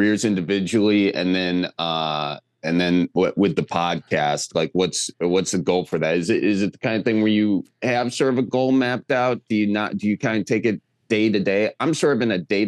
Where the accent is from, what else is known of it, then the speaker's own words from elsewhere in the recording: Milwaukee area, Wisconsin, United States; I'm from fake Milwaukee.